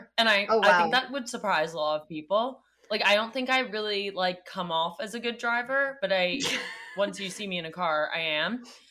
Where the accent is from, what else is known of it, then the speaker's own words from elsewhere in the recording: New York City, New York, United States; moved away as an adult; now in Los Angeles, United States; I'm from New York City.